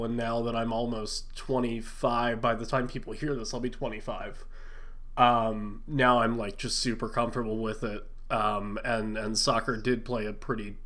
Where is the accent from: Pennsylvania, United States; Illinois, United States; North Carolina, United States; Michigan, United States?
Pennsylvania, United States; West Chester; I grew up about 45 minutes, like 20 or so miles from Philly.